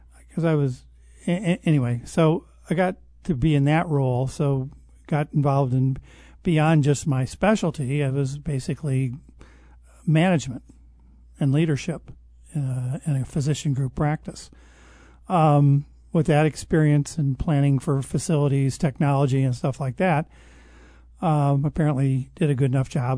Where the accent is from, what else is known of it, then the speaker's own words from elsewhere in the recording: Detroit, Michigan, United States; moved away; Outside of Detroit in a suburb, uh, just outside of the Detroit city limit